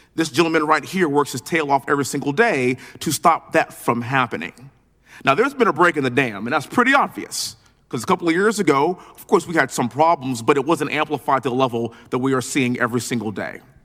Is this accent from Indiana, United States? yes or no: no; Texas, United States; being born and raised in Texas, living in Houston